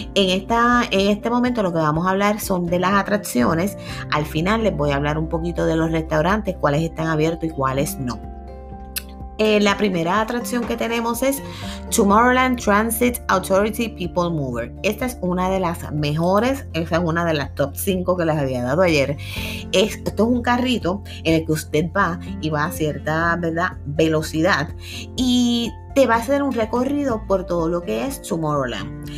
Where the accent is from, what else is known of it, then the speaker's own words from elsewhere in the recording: Puerto Rico; como buenos boricuas acá